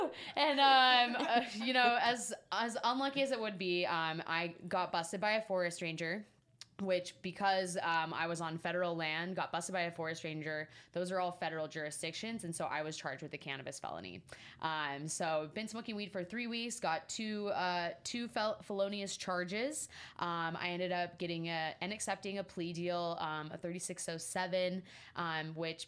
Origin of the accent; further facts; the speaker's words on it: Salt Lake City, Utah, United States; now in Las Vegas, United States; I grew up in Salt Lake City, Utah